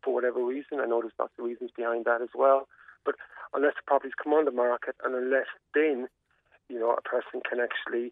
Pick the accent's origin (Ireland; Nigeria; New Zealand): Ireland; Cork-Kerry border, Munster; I grew up in the Cork-Kerry border